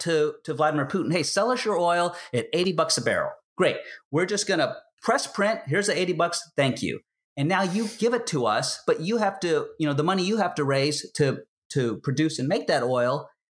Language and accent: English; United States; I'm an American